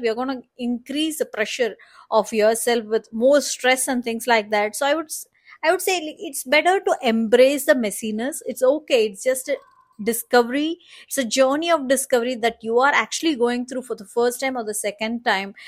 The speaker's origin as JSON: {"language": "English", "country": "India", "said": "As the Indian woman"}